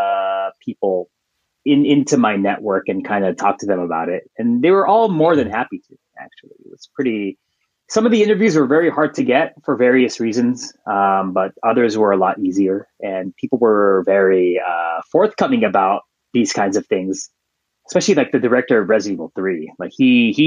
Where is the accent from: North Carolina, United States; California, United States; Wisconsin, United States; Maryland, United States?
California, United States; San Francisco; I'm from San Francisco